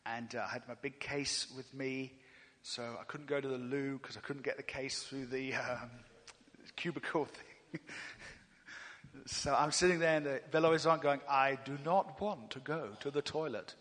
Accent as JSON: {"language": "English", "region": "England", "country": "United Kingdom", "said": "I'm from England."}